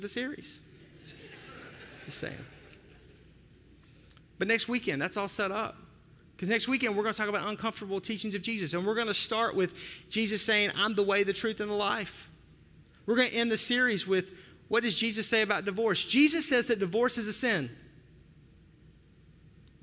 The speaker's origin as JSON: {"language": "English", "region": "the South", "country": "United States", "tie": "born or raised there", "moved": "yes", "lives_now": "Wisconsin, United States", "said": "I grew up in the South."}